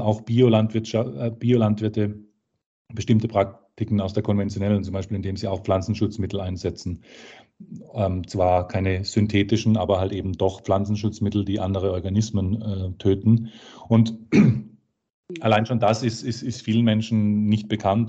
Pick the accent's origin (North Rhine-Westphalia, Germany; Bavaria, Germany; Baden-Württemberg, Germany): Baden-Württemberg, Germany; Karlsruhe; in Karlsruhe, meiner Geburtsstadt